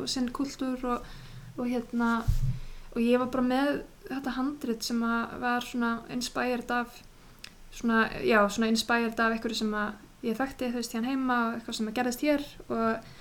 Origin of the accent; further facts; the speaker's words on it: Iceland; moved away as an adult; also born or lived in United States; vera búin að alast upp á Íslandi, sérstaklega þú veist, þegar maður er út á landi